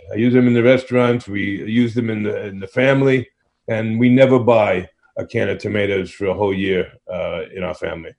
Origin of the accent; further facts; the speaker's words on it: New York City, New York, United States; growing up in Brooklyn, pizza has always been a passion